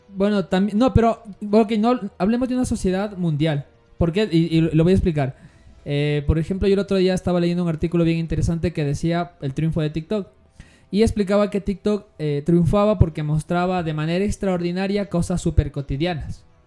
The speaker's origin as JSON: {"language": "Spanish", "country": "Ecuador", "said": "la nuestra como ecuatoriana"}